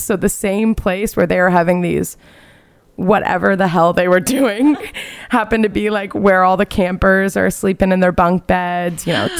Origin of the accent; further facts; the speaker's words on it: West Coast, United States; growing up on the West Coast, I never went to the big Northeast camps